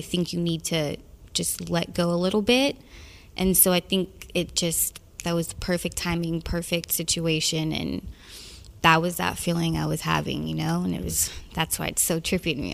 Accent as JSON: {"language": "English", "region": "the South", "country": "United States", "said": "I'm from the South, and that whole Midwest feel, that whole part of America is very familiar to me"}